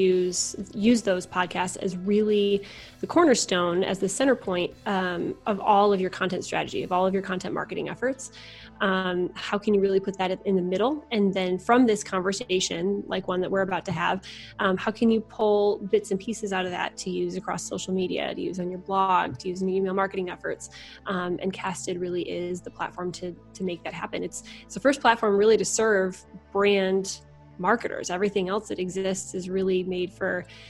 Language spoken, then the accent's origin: English; Michigan, United States; also born or lived in Chicago; now in Indianapolis, United States; I'm from Michigan originally